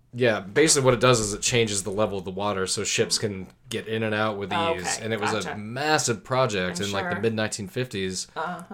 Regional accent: Massena, New York, United States; but I grew up on the St. Lawrence River

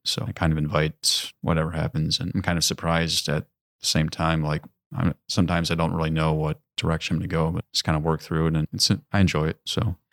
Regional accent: Mequon, Wisconsin, United States; moved away as an adult; now in Door County, Wisconsin, United States; grew up in Mequon, Wisconsin. It's, uh, down in southern Wisconsin, southeast. near Milwaukee

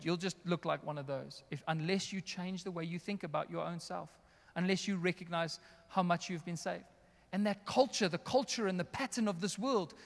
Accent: Johannesburg, Gauteng, South Africa; also born or lived in West Rand; I was raised here in the northern suburbs. I'm essentially in my hometown right now

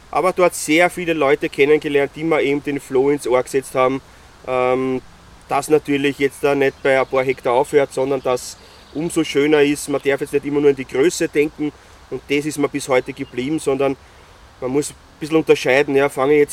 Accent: Styria, Austria; Wobei beim Skifahren bin ich jetzt nicht konform, ich bin Steirer.

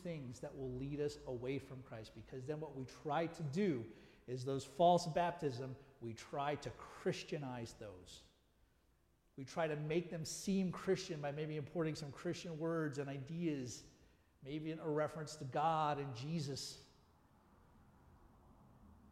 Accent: United States; also born or lived in South Africa; I was still American, and I still loved America.

